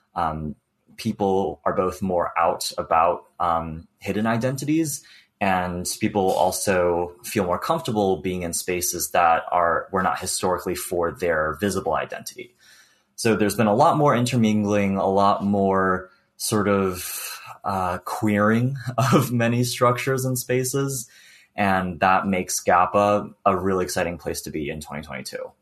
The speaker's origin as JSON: {"language": "English", "region": "New York", "country": "United States", "tie": "born or raised there", "also_born_or_lived": "Beijing, China", "moved": "yes", "lives_now": "West Coast, United States", "said": "on the East Coast, I'm from New York, everyone is either first generation or just immigrated over. Like I was born in Beijing as well. I immigrated over when I was five"}